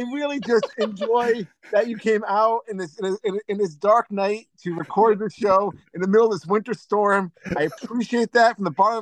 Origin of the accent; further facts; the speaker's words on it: Cranston, Rhode Island, United States; I'm a guy from Cranston, Rhode Island